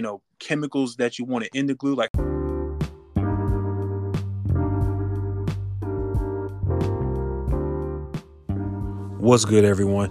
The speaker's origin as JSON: {"language": "English", "town": "Raleigh", "region": "North Carolina", "country": "United States", "tie": "born or raised there", "said": "growing up in Raleigh, North Carolina, that's where I'm from"}